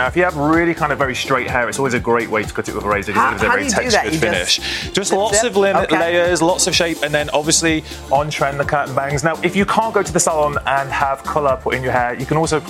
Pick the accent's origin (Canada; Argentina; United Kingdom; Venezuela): United Kingdom; England; moved away; Obviously, I'm from England